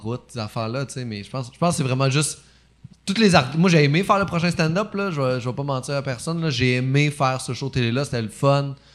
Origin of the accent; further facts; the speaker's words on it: Saint-Basile-le-Grand, Quebec, Canada; Mon adolescence, j'ai grandi à Saint-Basile, le grand